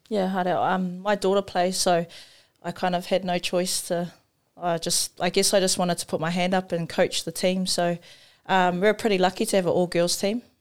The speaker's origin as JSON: {"language": "English", "country": "New Zealand", "tie": "born or raised there", "said": "I grew up in Paidoa, so it was a small community"}